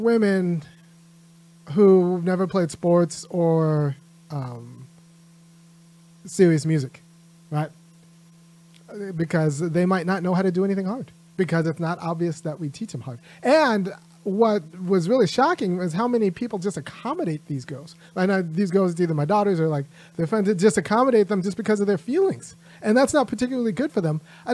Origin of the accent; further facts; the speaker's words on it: California, United States; I'm from California